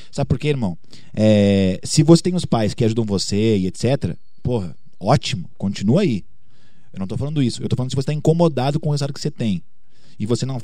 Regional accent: Curitiba, Paraná, Brazil; now in Belo Horizonte, Brazil; pô, vim lá de Curitiba, tô aqui em BH hoje

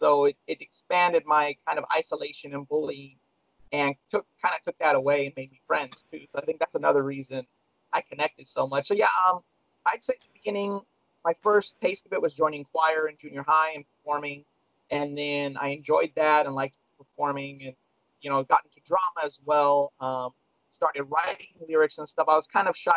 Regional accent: Long Beach, California, United States; I grew up in Long Beach, California, where I was born

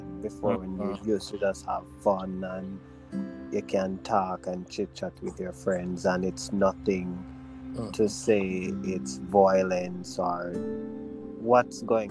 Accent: Jamaica; we're from Jamaica

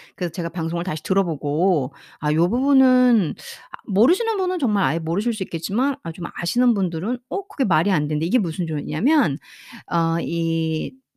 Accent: South Korea; first language Korean; 저는 어, 한국 사람으로서 영어를 하는 상황이기 때문에

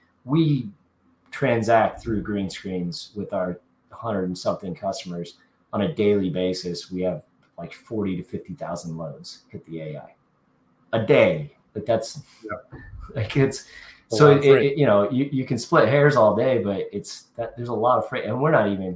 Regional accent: Kansas City, United States; Kansas City, my hometown

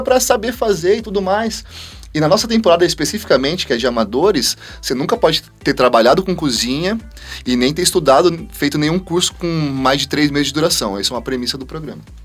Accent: Parapuã, São Paulo, Brazil; quando eu era molequinho, 6, 7 anos de idade, eu sou da cidade de Parapuã, uma cidade que tem 10 mil habitantes

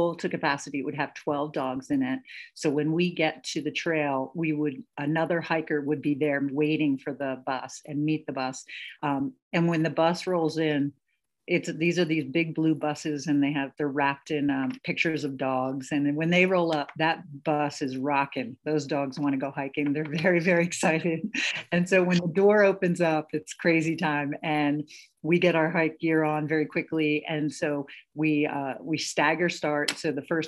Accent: New Jersey, United States; moved away as an adult; also born or lived in New York / Italy / Denver, Colorado; now in Golden, United States; I'm from New Jersey, grew up there, went to Pace University in New York

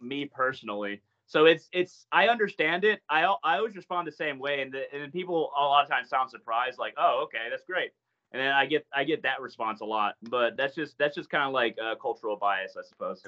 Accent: United States; I'm American

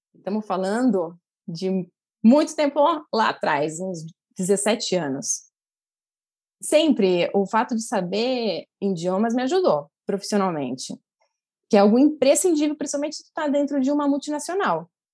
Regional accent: Santos, São Paulo, Brazil; moved away as an adult; now in Santiago, Chile; eu sou de Santos

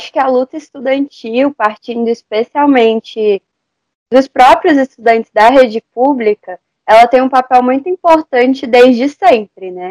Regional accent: Federal District, Brazil; eu tenho 17 anos, eu estou no terceiro ano do ensino médio, eu sou do Distrito Federal

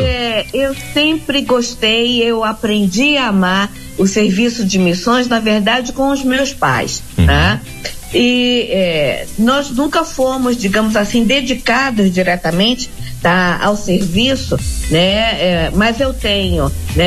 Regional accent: Brasília, Federal District, Brazil; also born or lived in Rio de Janeiro; eu sou nascida no Rio de Janeiro, criado em Brasília

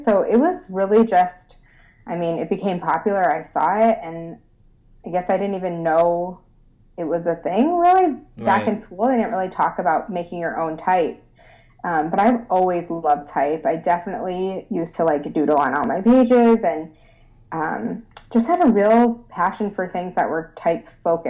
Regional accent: Rochester, New York, United States; I'm from Rochester. Oh, are you? Yeah. Born and raised.

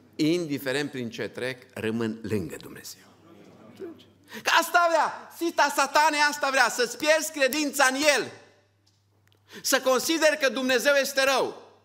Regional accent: Romania; Suntem un grup din România

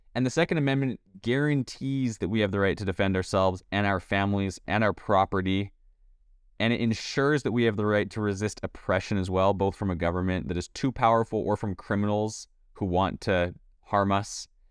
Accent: Canada; now in United States; I was born and raised in Canada.

